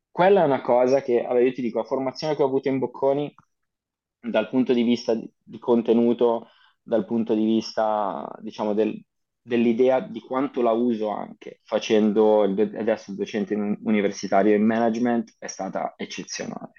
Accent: Vimercate, Lombardy, Italy; moved away as an adult; also born or lived in Ivrea; now in Amsterdam, Netherlands; vengo da, dalla provincia di Milano, in realtà io sono nato a Ivrea, però ci ho vissuto soltanto tre anni e poi sono, sono andato, mi sono trasferito con la mia famiglia a Vimercate

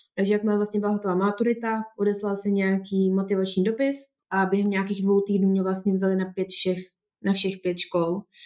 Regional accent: Czechia; moved away as an adult; also born or lived in England; u nás, v České republice

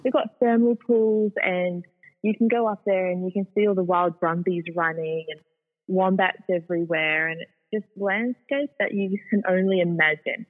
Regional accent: Sydney, New South Wales, Australia; I'm a Sydney girl, born and raised. Mm-hmm. So I was brought up predominantly on the northern beaches

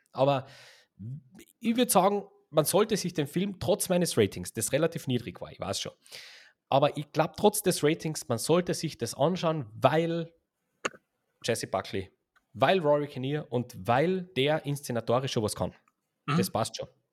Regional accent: Austria; wir sind ja Österreicher

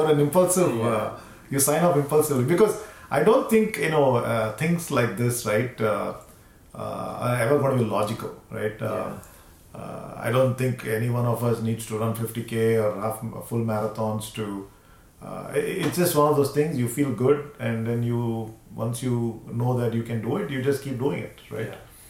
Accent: Houston, Texas, United States; Yeah, and we're from Houston, so we'll be nicer to Houston.

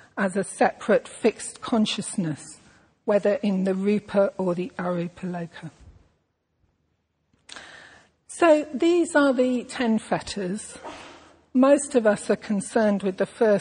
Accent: England, United Kingdom; I am a white, middle-class English woman

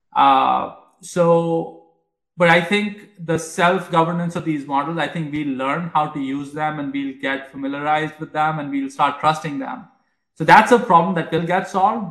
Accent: India; moved away; I grew up in India

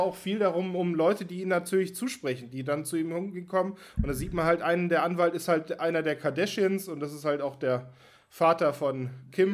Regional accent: Germany; als Deutscher

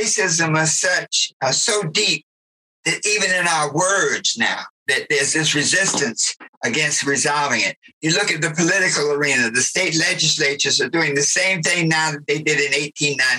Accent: the South, United States; I grew up in the South

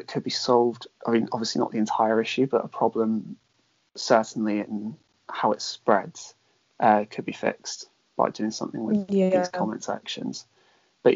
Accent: Devon, South West England, United Kingdom; growing up in Devon, it is a very majority white area

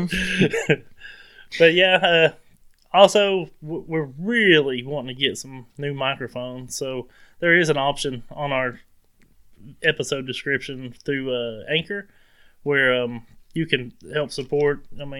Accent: New Jersey, United States; I don't even have an accent. I'm actually from New Jersey.

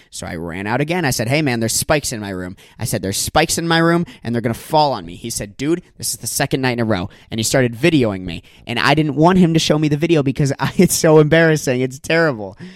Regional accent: near Disney World, Florida, United States; now in Los Angeles, United States; I grew up right near Disney World, like literally five minutes from Disney World. That's where I, that's where my hometown is, and I grew up there

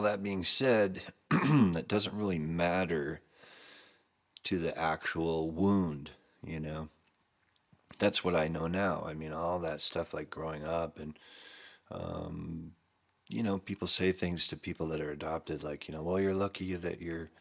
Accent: Camarillo, California, United States; the same town that I grew up in Camarillo, California

